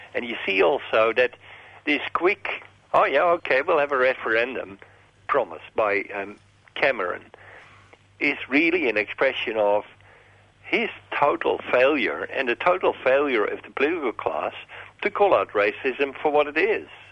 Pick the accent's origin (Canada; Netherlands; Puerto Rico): Netherlands; also born or lived in Narrogin, Western Australia; now in Australia; I grew up in Holland as a young boy in the middle of the common market.